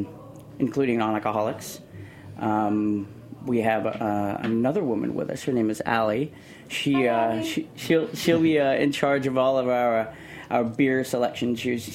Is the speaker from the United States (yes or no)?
yes; San Antonio, Texas, United States; now in New York, United States; I'm originally from Texas, San Antonio. So I didn't have the opportunity to grow up with Alamo because I left before it was really took off.